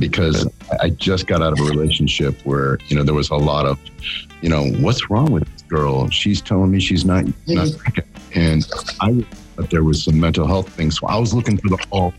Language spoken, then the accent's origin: English; Akron, Ohio, United States; I'm a recovering alcoholic addict. And I live in Akron, Ohio, dude, believe it or not. Akron, Ohio.